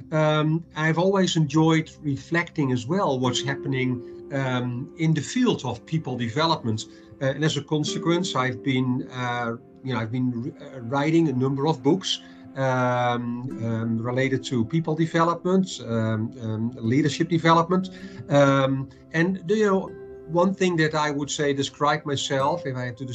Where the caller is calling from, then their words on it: Madrid, Community of Madrid, Spain; calling in from uh, Madrid, uh, Spain